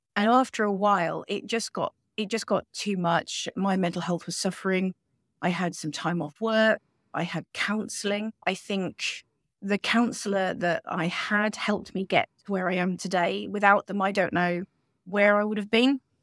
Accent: United Kingdom; now in Spain; We're British citizens, but we're living, um, a lovely life on the Sunshine Coast in Spain

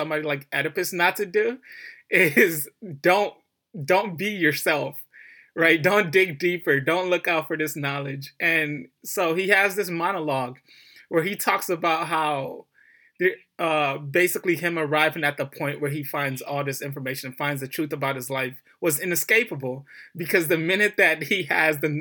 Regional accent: Detroit, Michigan, United States; I grew up in Detroit, inner city Detroit

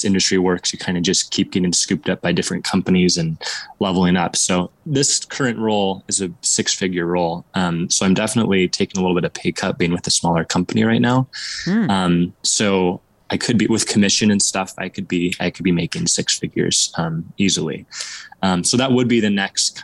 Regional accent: Southern Oregon, United States; moved away as an adult; So I was born and raised in Southern Oregon, in this town, and I'm just moved back after about 4 years

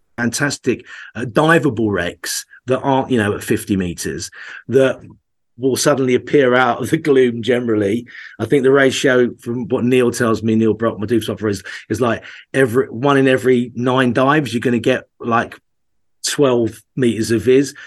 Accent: Essex, East of England, United Kingdom; also born or lived in Norfolk; that's where all my family are from, even though I grew up in Essex.

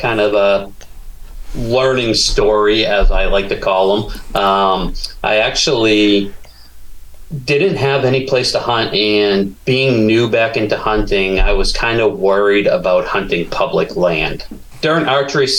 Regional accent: New Hampshire, United States; moved away as an adult; also born or lived in South Pacific / Caribbean / Florida; now in Kentucky, United States; growing up in New Hampshire

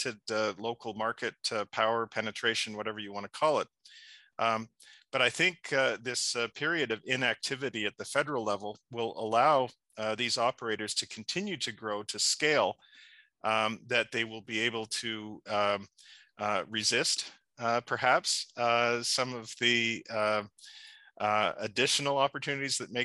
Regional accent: Ontario, Canada; I'm just a humble boy from a small town, Ontario.

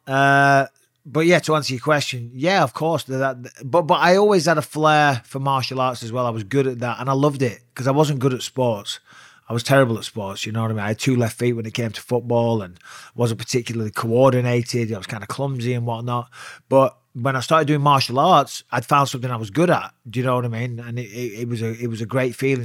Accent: Clitheroe, North West England, United Kingdom; also born or lived in Cyprus; I was born in Cyprus on an army base, but, you know, grew up in Clitheroe

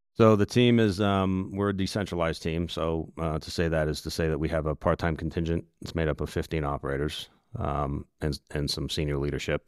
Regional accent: Massachusetts, United States; moved away as an adult; now in Orlando, United States; I grew up in Massachusetts

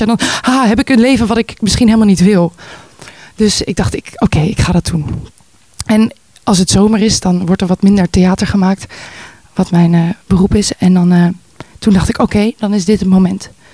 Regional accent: Voorburg, South Holland, Netherlands; moved away as an adult; also born or lived in Amsterdam; Geboren en opgegroeid in Nederland, zoals je kan horen. Eh, in Voorburg. In, dat is een klein dorpje wat grenst aan eh, Den Haag daar opgegroeid

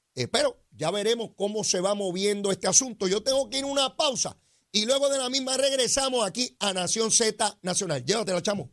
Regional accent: Puerto Rico

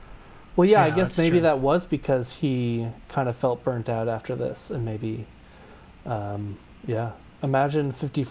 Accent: Long Island, New York, United States; I grew up on Long Island

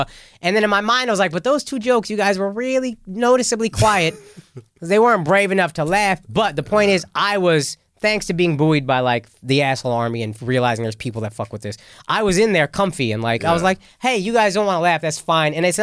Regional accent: Dallas, Texas, United States; now in New York, United States; I grew up in Dallas

